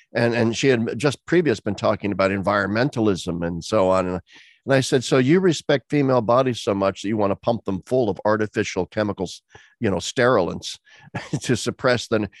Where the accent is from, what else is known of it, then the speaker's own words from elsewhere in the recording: Pennsylvania, United States; here in my home state of Pennsylvania